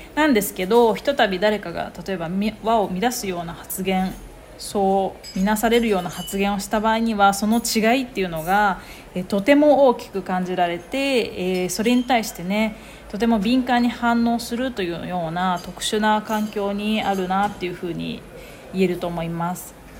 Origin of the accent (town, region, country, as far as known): Japan; moved away